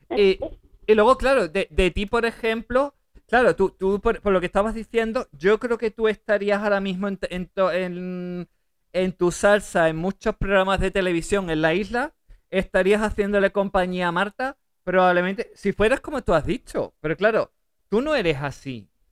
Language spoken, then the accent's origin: Spanish; Seville, Andalusia, Spain; La que es de Sevilla soy yo